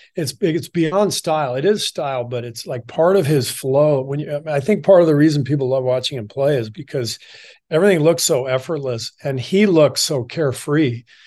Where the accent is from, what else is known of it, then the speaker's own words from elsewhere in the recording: Los Angeles, California, United States; also born or lived in Beirut, Lebanon / Cairo, Egypt / France; we moved to L A when I was pretty young, like two years old, 'cause my dad took a job at U C L A as a professor. So most of my childhood was spent in L